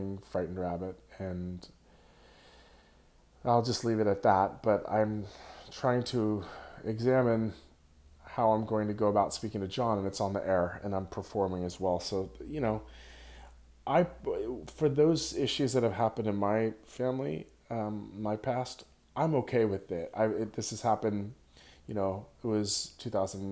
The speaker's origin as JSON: {"language": "English", "town": "Santa Cruz", "region": "California", "country": "United States", "tie": "born or raised there", "said": "my hometown of Santa Cruz, where I was born"}